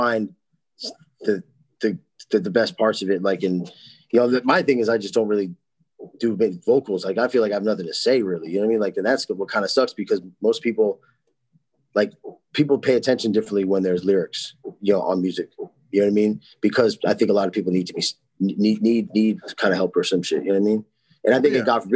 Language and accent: English; New Jersey, United States; We're from New Jersey, a normal place